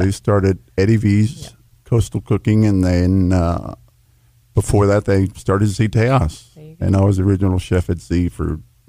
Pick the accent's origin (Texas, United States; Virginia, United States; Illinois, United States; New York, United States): Texas, United States; Brownsville; moved away as an adult; now in Austin, United States; I grew up in South Texas in the early 60s, and really, really familiar with farming and fishing and things like that.